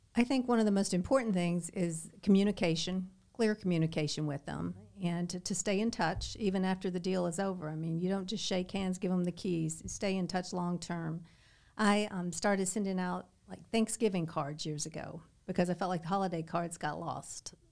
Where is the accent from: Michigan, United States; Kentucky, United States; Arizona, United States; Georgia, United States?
Kentucky, United States; Southern; moved away as an adult; also born or lived in Lexington, Kentucky; now in Naples, United States; I grew up in Kentucky, in Southern Kentucky, lived in, uh, Lexington my adult life